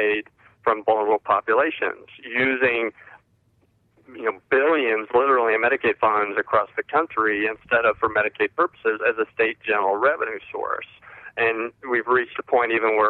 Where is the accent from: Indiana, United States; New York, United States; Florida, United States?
Indiana, United States; moved away; I'm from Indiana originally